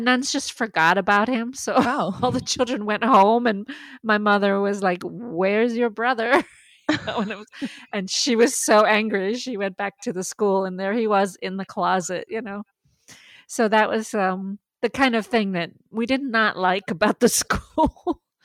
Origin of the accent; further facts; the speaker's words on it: Maine, United States; first language French; English is a second language; growing up bilingual, I, I mean, French was my first language, but you know, I lived in a in Maine